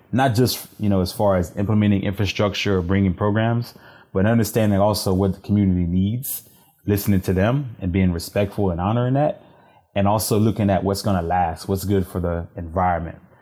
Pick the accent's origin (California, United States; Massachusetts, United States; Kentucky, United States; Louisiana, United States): Louisiana, United States; Cheneyville; moved away as an adult; also born or lived in Washington, D.C.; now in Houston, United States; I'm originally from Louisiana, uh, rural Louisiana, a small town called Cheneyville